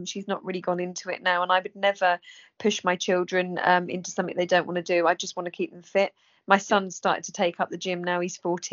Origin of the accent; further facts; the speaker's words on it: England, United Kingdom; England people, we're always reserved